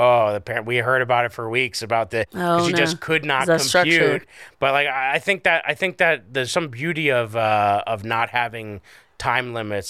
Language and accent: English; Scranton, Pennsylvania, United States; I grew up in Scranton. I don't even think we had leaves.